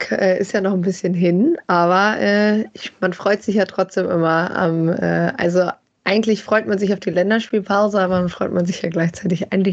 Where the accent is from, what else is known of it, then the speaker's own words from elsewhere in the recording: Bielefeld, North Rhine-Westphalia, Germany; Ja, ich äh, bin ja aufgewachsen. Also ich komme aus Bielefeld, äh, habe hier äh, fast ununterbrochen gelebt, sagen wir so.